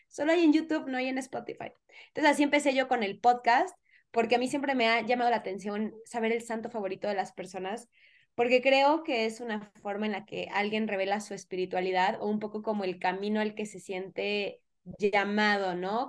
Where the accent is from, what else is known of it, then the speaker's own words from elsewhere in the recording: Mexico; yo soy mexicana